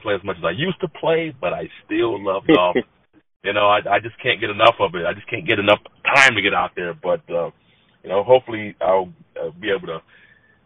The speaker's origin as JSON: {"language": "English", "town": "San Diego", "region": "California", "country": "United States", "tie": "born or raised there", "also_born_or_lived": "Long Beach / Georgia / Denver", "moved": "as an adult", "said": "I'm from San Diego, born and raised in San Diego"}